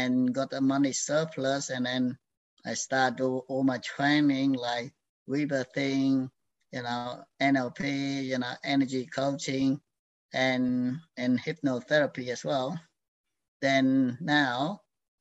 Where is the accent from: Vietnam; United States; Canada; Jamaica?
Vietnam; now in Australia; I was born in Vietnam, in the where in the period of that end of the Civil War. And I grew up in that environment